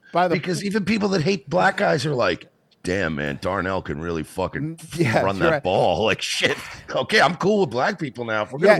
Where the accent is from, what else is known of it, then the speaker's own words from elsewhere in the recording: Plainview, New York, United States; As a Jewish kid growing up in Plainview, Long Island